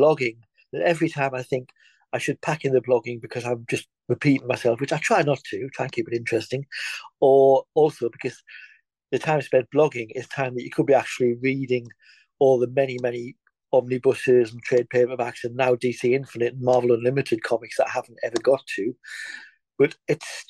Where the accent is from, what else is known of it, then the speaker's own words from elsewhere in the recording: England, United Kingdom; now in Scotland, United Kingdom; I'm in Scotland. I'm English